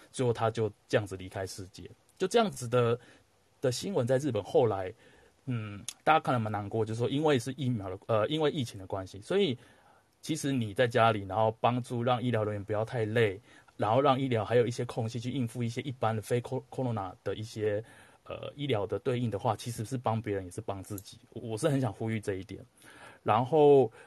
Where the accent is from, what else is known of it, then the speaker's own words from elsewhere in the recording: Taiwan; moved away; 唯一两个都是来自台湾的哈， 我是来自台湾人， 它是来来自台湾的九层塔